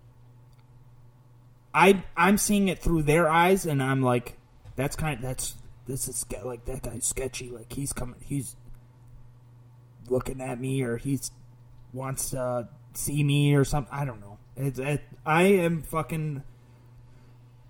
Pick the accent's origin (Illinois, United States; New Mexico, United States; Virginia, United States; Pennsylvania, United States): Illinois, United States; Oswego; also born or lived in Orange County / Chicago; Oswego now, because I've lived here longer